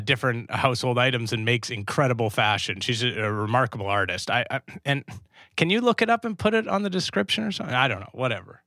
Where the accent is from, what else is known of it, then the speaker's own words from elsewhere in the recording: Canada; I'm, of course, Canadian